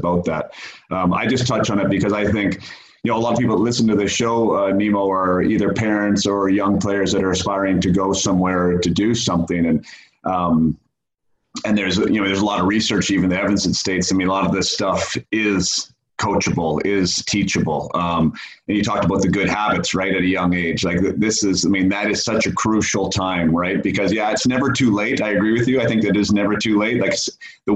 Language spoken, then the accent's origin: English; Canada; being a Canadian hockey player